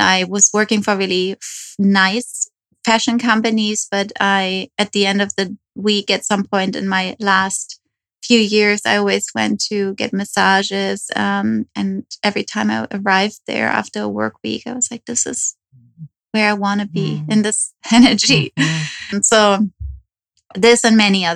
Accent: Germany; moved away as an adult; also born or lived in New York; now in Los Angeles, United States; I moved from Germany. Okay. So that's where I'm from

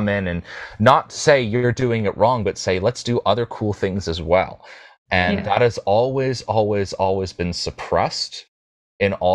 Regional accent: United States; as an American

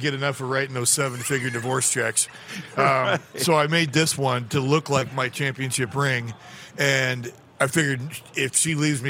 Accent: California, United States; I'm from California

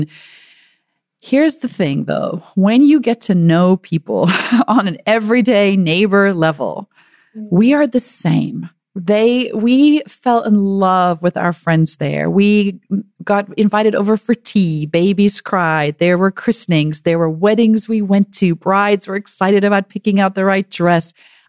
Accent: United States; And eventually they would realize I'm American.

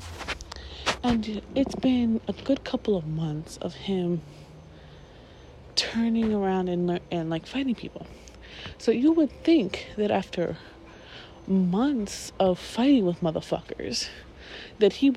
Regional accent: New York, United States; I grew up in New York.

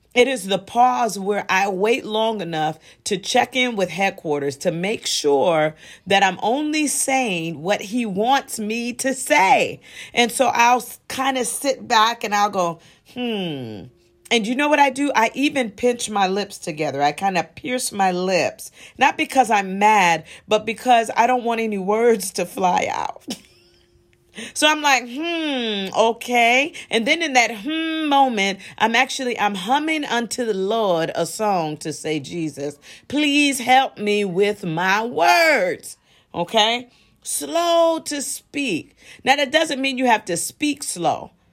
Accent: Midwest, United States; also born or lived in New York; I was born in New York, but I was raised in the Midwest

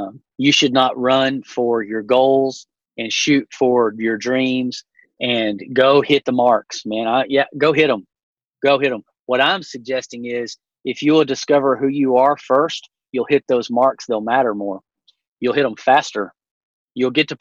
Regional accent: Llano, Texas, United States; I grew up in Llano, Texas, which is the hunting capital of our state

